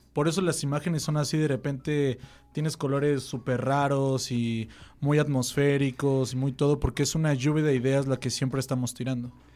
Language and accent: Spanish; State of Mexico, Mexico; yo también soy del Estado